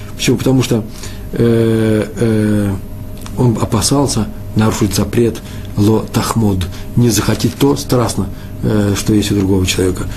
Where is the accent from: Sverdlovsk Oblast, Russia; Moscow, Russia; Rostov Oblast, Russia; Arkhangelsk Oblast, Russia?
Moscow, Russia; now in Israel; Я из Москвы